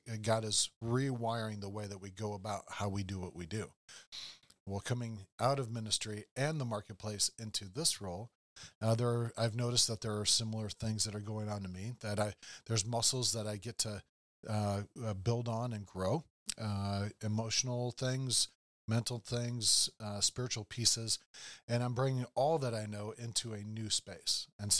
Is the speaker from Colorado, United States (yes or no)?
no; Iowa, United States; Well, I mean, I've shared a lot about my background of growing up on a farm, growing up in Iowa